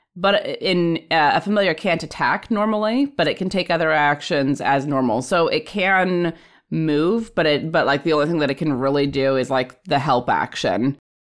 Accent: Alaska, United States; I'm from Alaska

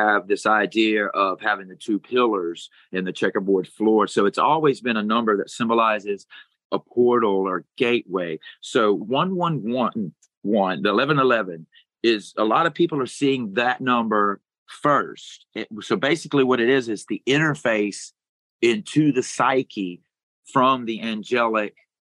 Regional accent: Crowley, Louisiana, United States; I was born in Crowley, Louisiana

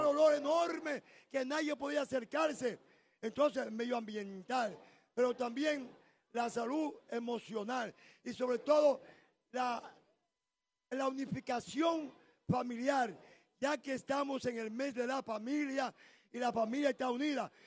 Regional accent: Santo Domingo, Distrito Nacional, Dominican Republic; yo que soy de Cristo Rey y que todo el mundo aquí me respeta

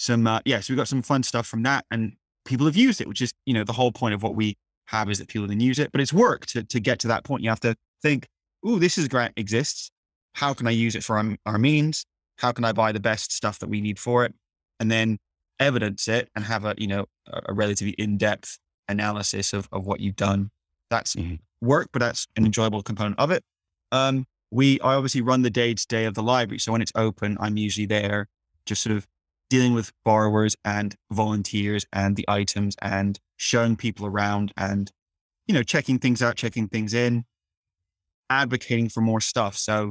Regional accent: South of England, United Kingdom; now in Leeds, United Kingdom; I actually moved to Leeds partly because I knew it would facilitate a lower cost of living, because I'm from the South.

